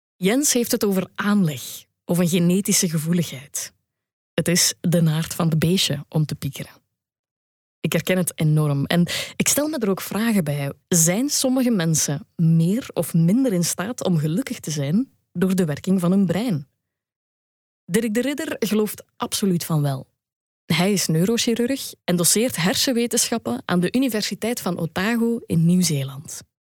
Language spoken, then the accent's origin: Dutch; Belgium; als Belg